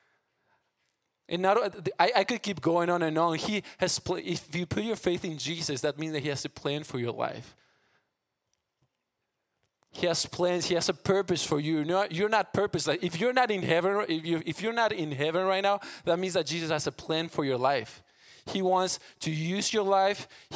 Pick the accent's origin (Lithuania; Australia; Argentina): Argentina; English is a second language; moved away as an adult; now in United States; I'm from Argentina. I grew up there, moved 3 years ago to the States